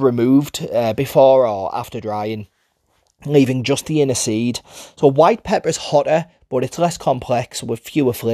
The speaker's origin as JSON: {"language": "English", "town": "Middlesbrough", "region": "North East England", "country": "United Kingdom", "accent": "Middlesbrough", "said": "my Middlesbrough accent."}